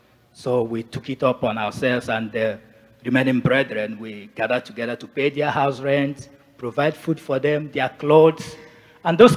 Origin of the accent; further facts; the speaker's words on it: Nigeria; moved away as an adult; also born or lived in Asia; now in Canada; I'm originally from Nigeria.